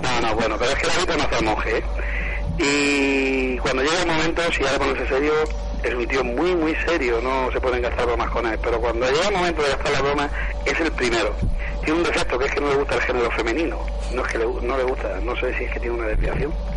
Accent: Spain; yo nací en Ciza

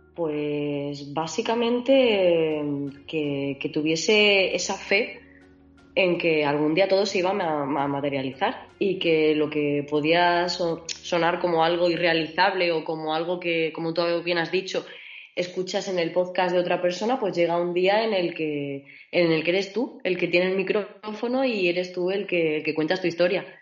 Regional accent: Mérida, Extremadura, Spain; moved away as an adult; also born or lived in Valladolid; now in Germany; yo soy de Mérida y, me fui a Valladolid a estudiar ingeniería mecánica. Y luego de ahí, pues ya decidí subir un poquito más y me perdí por Alemania

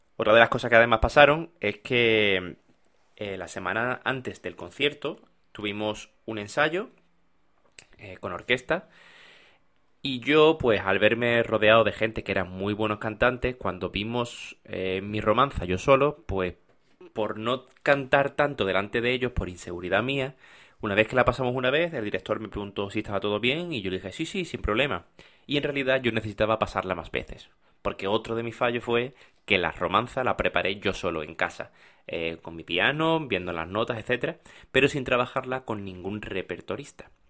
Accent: Málaga, Andalusia, Spain; moved away; yo soy de Málaga

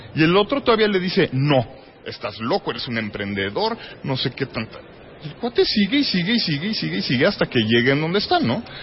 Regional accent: Mexico

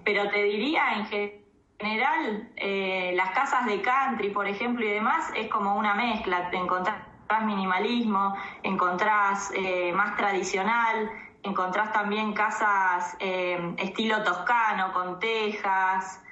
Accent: Tandil, Buenos Aires Province, Argentina; moved away as an adult; also born or lived in La Plata; now in Esquel, Argentina; nací en La Plata y toda mi crianza fue en Tandil

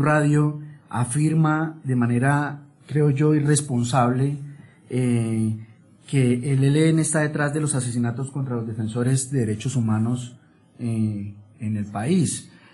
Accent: Colombia; como colombianos

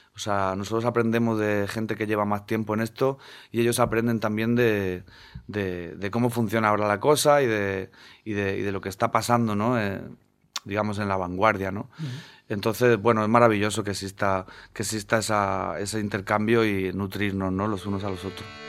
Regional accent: Region of Murcia, Spain; moved away as an adult; now in Madrid, Spain; yo vengo de la huerta del Segura de la huerta del Segura y a la ribera del río. Y ahí es donde nací, donde nacieron mis padres, donde nacieron mis abuelos

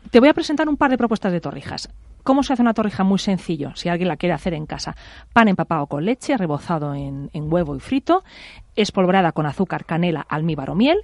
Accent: Pollença, Balearic Islands, Spain; now in Madrid, Spain; en mi pueblo, en Pollensa

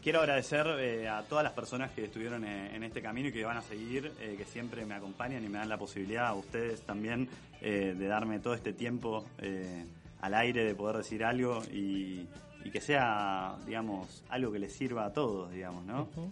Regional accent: Berazategui, Buenos Aires Province, Argentina; yo soy de Verazategui

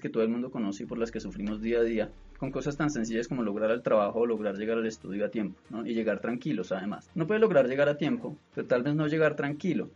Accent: Bogotá, Bogotá Capital District, Colombia; somos todos los bogotanos

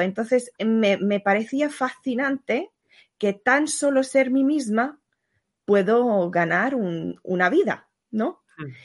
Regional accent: Hungary; moved away; vengo de Hungría

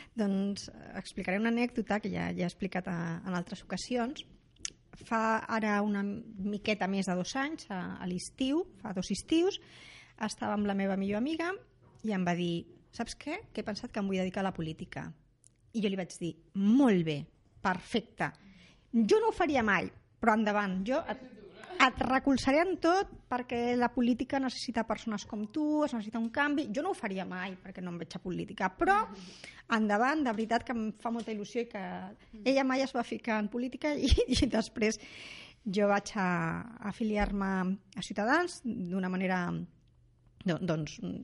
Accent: Rubí, Catalonia, Spain; jo sóc de Rubí

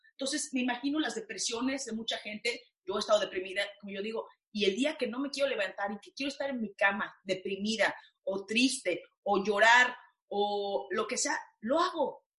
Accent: Mexico; moved away; una actriz, mujer, latina, mexicana

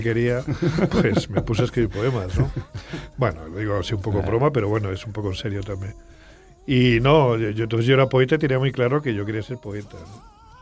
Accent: Extremadura, Spain; cuando yo era niño allá en mi pueblo de Extremadura

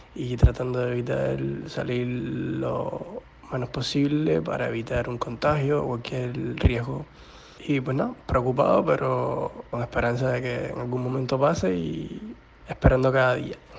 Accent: Cuba; now in Massachusetts, United States; soy un cubañol americano que vive en, el estado de Massachusetts, en Estados Unidos

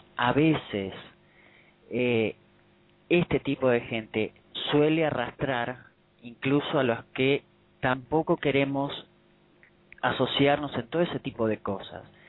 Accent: Buenos Aires, Argentina; yo acá en, en mi país, en Buenos Aires

